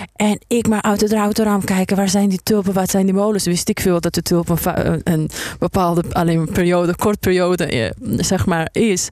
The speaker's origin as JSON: {"language": "Dutch", "country": "Afghanistan", "tie": "born or raised there", "moved": "yes", "lives_now": "Netherlands", "said": "Afghanistan zit, eh, in mijn hart omdat, ehm, ik daar geboren ben en omdat mijn roots daar liggen"}